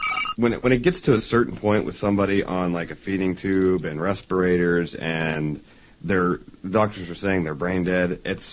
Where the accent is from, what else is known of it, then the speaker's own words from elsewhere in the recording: Ohio, United States; we're from Ohio